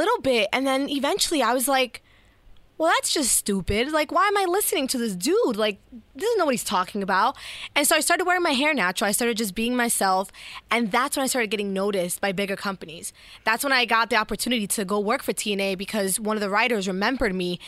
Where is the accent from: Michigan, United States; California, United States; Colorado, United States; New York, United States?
New York, United States; New York City; moved away as an adult; also born or lived in Ohio / Kansas City; when I grew up in New York City